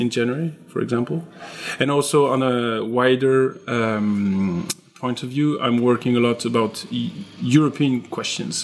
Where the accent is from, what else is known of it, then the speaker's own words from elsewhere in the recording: Strasbourg, Grand Est, France; English is a second language; also born or lived in Paris; now in Lyon, France; originally I'm from Strasbourg